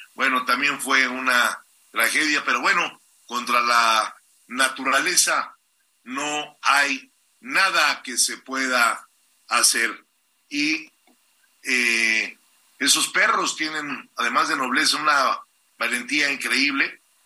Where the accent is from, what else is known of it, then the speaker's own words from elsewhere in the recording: Mexico City, Mexico; Tlalpan es mi tierra